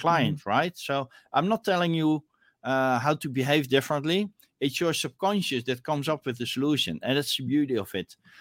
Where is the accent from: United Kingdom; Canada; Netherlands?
Netherlands; I'm from Netherlands